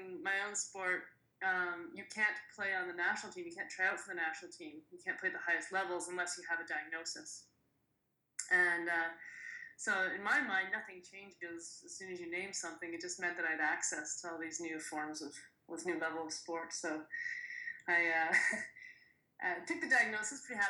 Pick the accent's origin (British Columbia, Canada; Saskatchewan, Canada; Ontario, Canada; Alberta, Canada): Alberta, Canada; Edmonton; my hometown of Edmonton